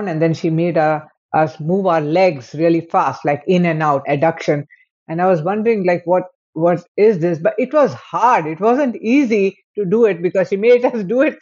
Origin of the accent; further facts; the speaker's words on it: India; I am from India.